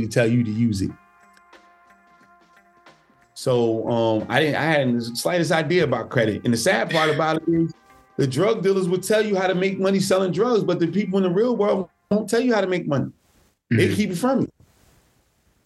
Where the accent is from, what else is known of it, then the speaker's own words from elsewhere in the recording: Newark, New Jersey, United States; I grew up in Newark, New Jersey, which is literally 15 minutes from New York City